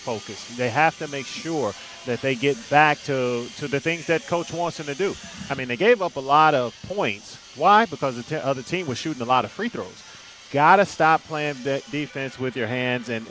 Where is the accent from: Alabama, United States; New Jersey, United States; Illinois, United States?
Illinois, United States; Chicago; I'm from Chicago